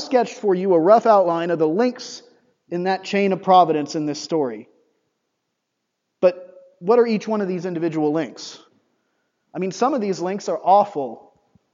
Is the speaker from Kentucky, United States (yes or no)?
yes; Kentucky, United States; I'm from Kentucky